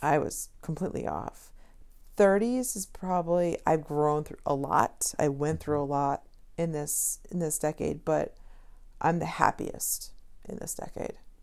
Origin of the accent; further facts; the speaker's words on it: Connecticut, United States; I'm from Connecticut, but, you know, people from Connecticut don't have accents whatsoever.